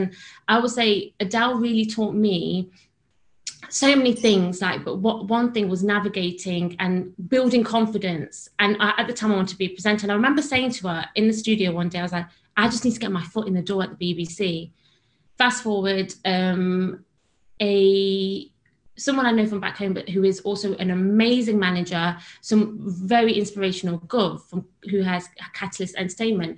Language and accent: English; Derby, East Midlands, United Kingdom; moved away as an adult; now in London, United Kingdom; I'm originally from Derby, which is in the Midlands